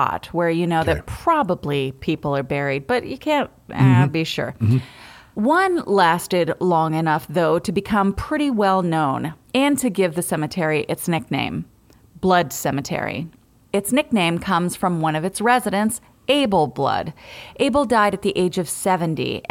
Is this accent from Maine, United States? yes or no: yes; Bucksport, Maine, United States; I'm from Bucksport